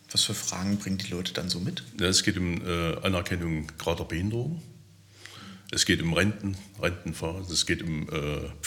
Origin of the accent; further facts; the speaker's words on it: Teuchern, Saxony-Anhalt, Germany; Ich komme ja aus Teuchern.